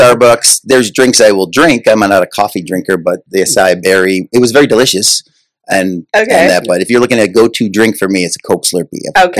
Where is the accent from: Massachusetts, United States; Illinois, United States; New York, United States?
New York, United States; Buffalo; moved away as an adult; now in California, United States; I grew up in Buffalo, New York